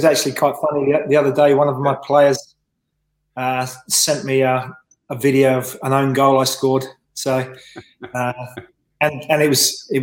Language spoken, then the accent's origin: English; Reading, South East England, United Kingdom; accent: London; also born or lived in Swansea, Wales; now in Australia; I spent most of my time, especially those kind of formative years in football, in being brought up in the Reading area